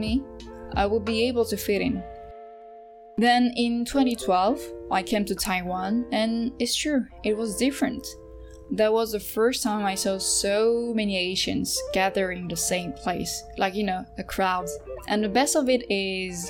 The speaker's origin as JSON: {"language": "English", "country": "Côte d’Ivoire", "accent": "Ivorian", "first_language": "French", "second_language": "English", "moved": "yes", "said": "I do have an accent in all languages, even in French, because I'm from Côte d'Ivoire, and I have an accent from there"}